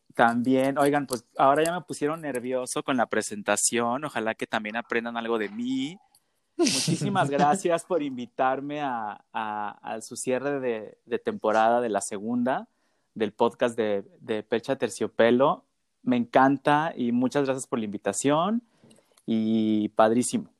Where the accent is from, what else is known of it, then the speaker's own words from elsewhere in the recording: Guadalajara, Jalisco, Mexico; soy de Guadalajara